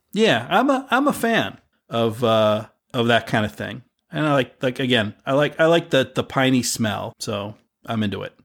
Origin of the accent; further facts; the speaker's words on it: United States; growing up in America